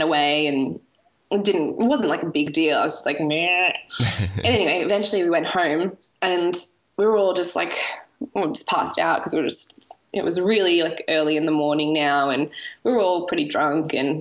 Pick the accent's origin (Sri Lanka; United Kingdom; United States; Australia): Australia; moved away as an adult; now in Italy; we're two Australian women